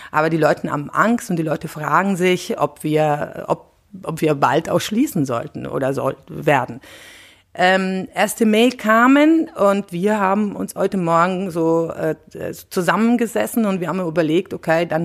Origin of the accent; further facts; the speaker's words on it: Italy; German is a second language; now in Germany; ich bin auch Italienerin, ich wohne aber seit äh, ungefähr 25 Jahren in Deutschland